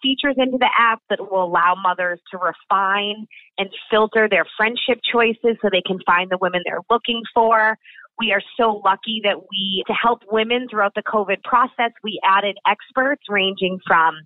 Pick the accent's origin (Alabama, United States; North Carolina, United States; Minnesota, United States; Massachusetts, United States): Massachusetts, United States; Boston; also born or lived in New York City; I'm born in New York City, raised in Boston